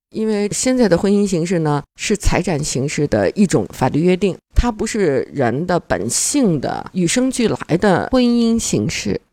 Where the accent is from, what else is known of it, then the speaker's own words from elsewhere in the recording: China; 我们中国人